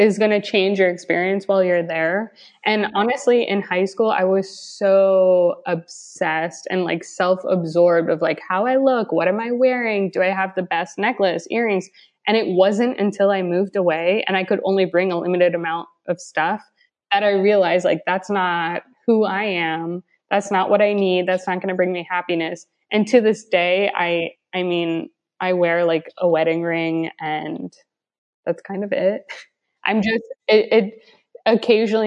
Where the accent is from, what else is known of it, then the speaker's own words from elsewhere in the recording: Florida, United States; moved away; also born or lived in Barcelona; we are from Florida and you have to drive everywhere